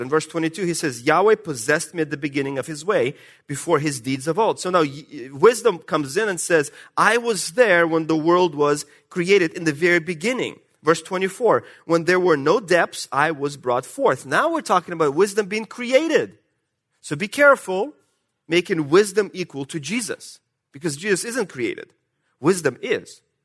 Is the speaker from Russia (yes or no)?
yes; Russia; accent: Russian; moved away; my Russian accent.